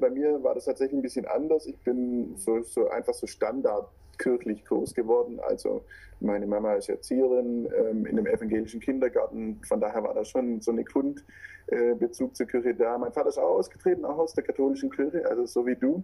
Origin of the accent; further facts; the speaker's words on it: Swabia, Baden-Württemberg, Germany; accent: Schwäbisch; now in Stuttgart, Germany; ich wohne in Stuttgart, was man bei mir auch hört. Ähm, also das Schwäbisch kommt auf jeden Fall durch.